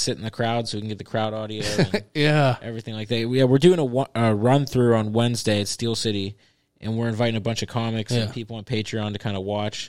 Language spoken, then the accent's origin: English; Edna, United States; And I grew up in Edna